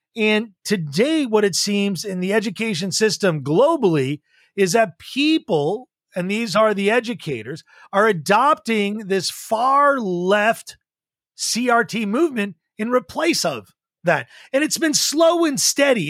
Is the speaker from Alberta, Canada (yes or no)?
no; Montreal, Quebec, Canada; I grew up in Montreal, Quebec, went to a high school called Beacons Field High